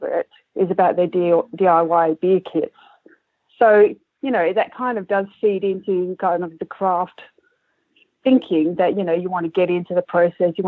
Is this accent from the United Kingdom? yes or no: no; Adelaide, South Australia, Australia; I grew up in Kensington Park, which was down the road from the Coopers' original Leabrook Brewery.